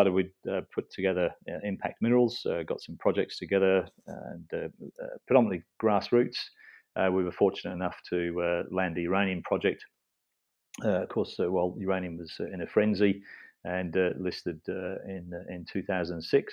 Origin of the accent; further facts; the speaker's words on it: England, United Kingdom; moved away as an adult; now in Australia; I'm English originally